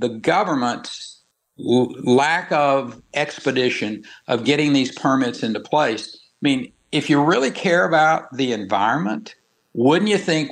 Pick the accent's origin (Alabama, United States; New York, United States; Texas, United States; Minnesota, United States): Texas, United States; born or raised there